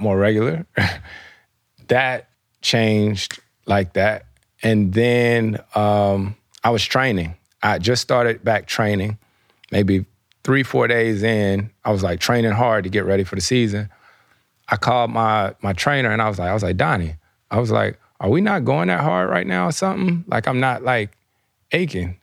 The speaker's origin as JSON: {"language": "English", "region": "the South", "country": "United States", "tie": "born or raised there", "moved": "yes", "said": "I grew up in the South"}